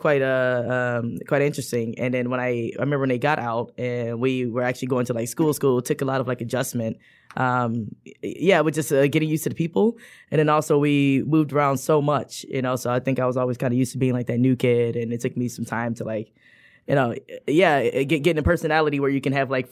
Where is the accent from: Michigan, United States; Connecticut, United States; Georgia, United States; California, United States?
Michigan, United States; Warren; So, well, I guess technically Centerline Warren area, but you know, the metro area.